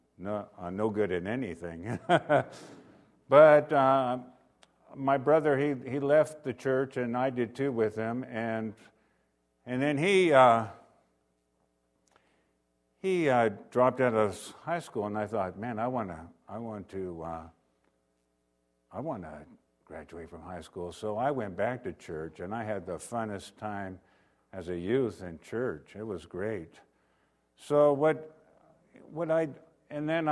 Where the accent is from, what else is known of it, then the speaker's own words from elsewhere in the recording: Renton, Washington, United States; I was born in Renton, Washington